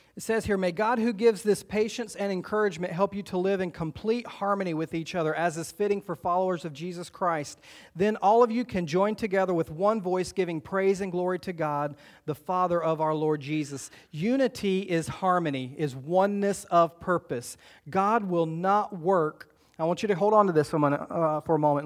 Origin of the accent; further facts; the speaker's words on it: the South, United States; growing up in the South